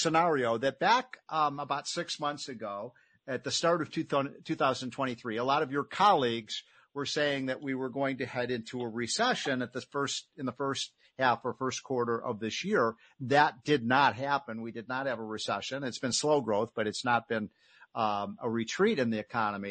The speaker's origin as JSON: {"language": "English", "town": "Chicago", "region": "Illinois", "country": "United States", "said": "as a Chicagoan"}